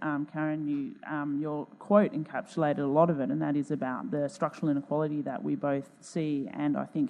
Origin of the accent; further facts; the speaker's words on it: Perth, Western Australia, Australia; I'm from Perth, over in Western Australia.